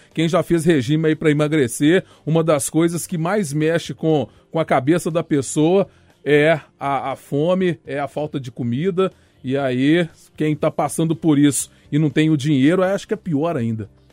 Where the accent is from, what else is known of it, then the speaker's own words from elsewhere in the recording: Minas Gerais, Brazil; Eu sou mineiro